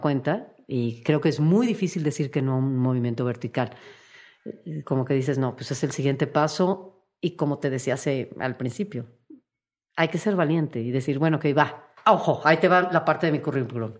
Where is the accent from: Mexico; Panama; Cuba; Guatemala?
Mexico; como mexicana